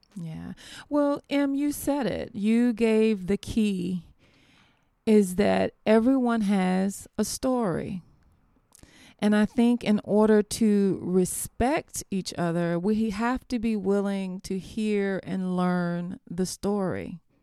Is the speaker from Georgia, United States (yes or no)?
yes; Americus, Georgia, United States; Americus, Georgia, which is my hometown